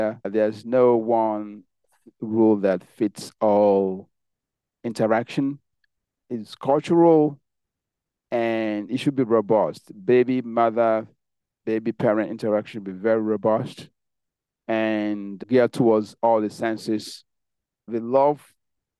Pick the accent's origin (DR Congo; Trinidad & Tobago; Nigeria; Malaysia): Nigeria; moved away; I grew up in Nigeria.